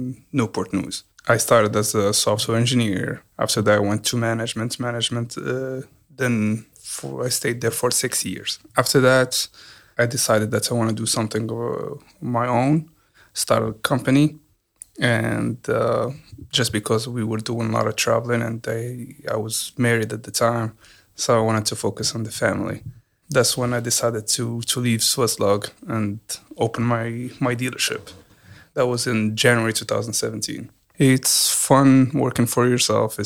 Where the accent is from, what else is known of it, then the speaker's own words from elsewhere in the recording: Morocco; moved away as an adult; now in Hampton Roads, United States; I came from Morocco, so I was there for 18 years